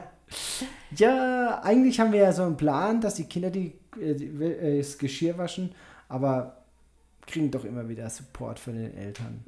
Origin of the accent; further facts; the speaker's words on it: Germany; moved away; bei uns in Deutschland